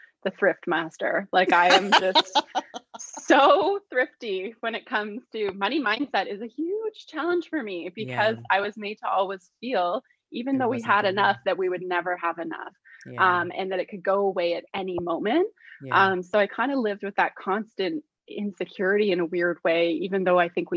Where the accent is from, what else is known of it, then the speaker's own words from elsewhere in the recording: Toronto, Ontario, Canada; I'm actually born and raised in Toronto